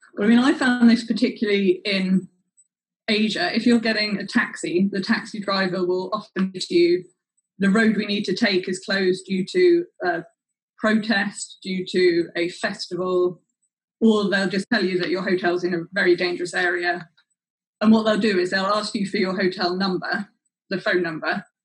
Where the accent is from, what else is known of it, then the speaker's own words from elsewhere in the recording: London, United Kingdom; I'm from London and I work as an emerging markets consultant